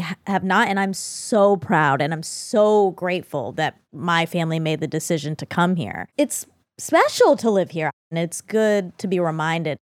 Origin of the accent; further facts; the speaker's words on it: United States; I'm an American